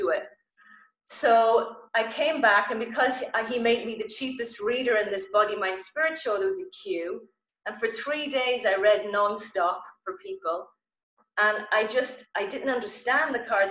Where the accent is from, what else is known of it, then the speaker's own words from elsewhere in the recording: Ireland; I'm Irish